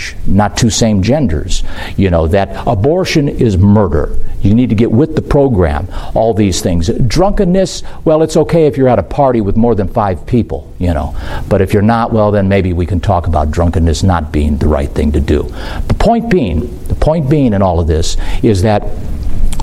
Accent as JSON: {"language": "English", "country": "United States", "said": "I'm an American"}